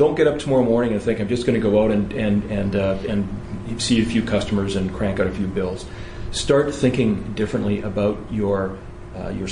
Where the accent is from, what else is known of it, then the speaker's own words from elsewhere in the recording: United Kingdom; moved away; I'm actually from Britain originally